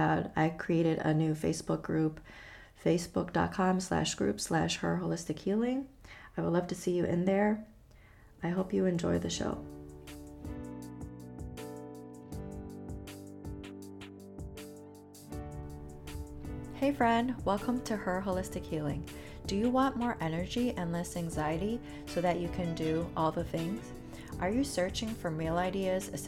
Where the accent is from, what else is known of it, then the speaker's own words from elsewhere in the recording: Chicago, Illinois, United States; moved away; I grew up in Chicago